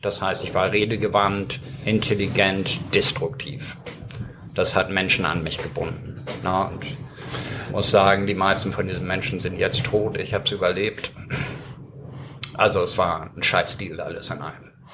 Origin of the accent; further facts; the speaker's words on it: Hamburg, Germany; German is a second language; also born or lived in Ireland / Stuttgart; in Blankenese, wo ich groß geworden bin